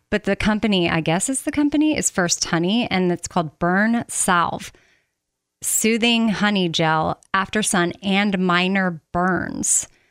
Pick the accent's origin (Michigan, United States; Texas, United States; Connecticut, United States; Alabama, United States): Texas, United States; growing up in Texas